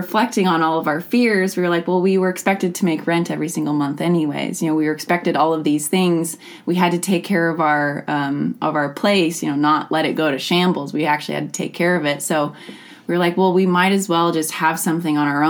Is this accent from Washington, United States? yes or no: yes; Skagit County, Washington, United States; also born or lived in Bellingham, Washington; I was born and raised in Skagit, and so I have some really strong hometown roots here